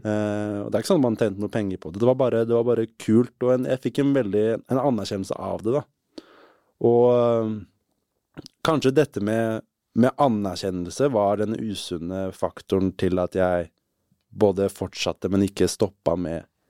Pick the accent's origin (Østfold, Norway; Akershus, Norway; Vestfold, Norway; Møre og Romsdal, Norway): Østfold, Norway; Moss; i Moss der Jeg vokste opp veldig fint sted å vokse opp. Jeløya, masse natur